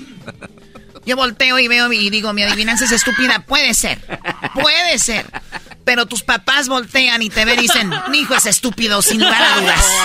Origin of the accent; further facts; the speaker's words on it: Tepatitlán, Jalisco, Mexico; soy de Tepatitlán